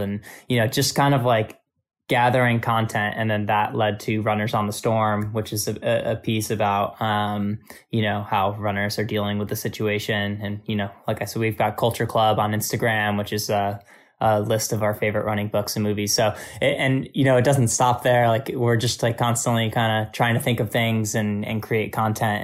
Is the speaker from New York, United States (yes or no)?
yes; Albany, New York, United States; moved away; my hometown running store in Albany, New York